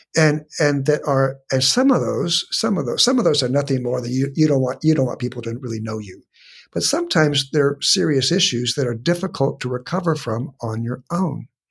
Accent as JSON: {"language": "English", "town": "San Diego", "region": "California", "country": "United States", "tie": "born or raised there", "said": "I was born and raised in San Diego"}